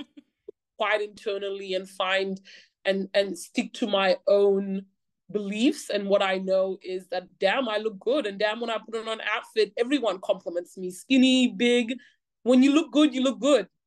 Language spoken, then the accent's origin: English; Australia; growing up in Australia